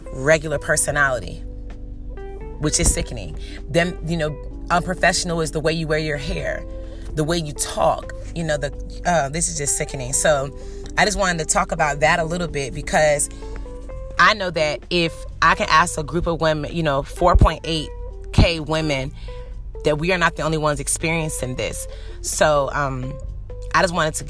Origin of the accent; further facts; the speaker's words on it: Norfolk, Virginia, United States; I'm from Norfolk. I have a bachelor's degree. I'm working on my master's degree